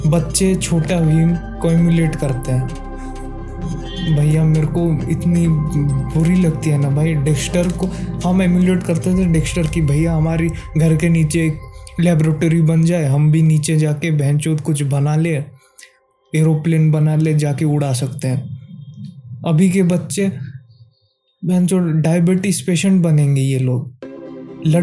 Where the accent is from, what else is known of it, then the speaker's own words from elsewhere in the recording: India; Hindi is a second language; मैं एक बंगाली हूँ ठीक है शायद मेरी हिंदी इतनी अच्छी नहीं है बाकी लोगों से